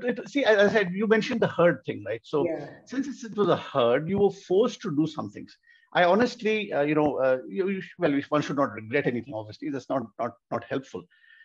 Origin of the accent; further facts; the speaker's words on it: Bangalore, Karnataka, India; also born or lived in Delhi; In fact, I grew up partly in Delhi and partly in Malleshwaram, Bangalore.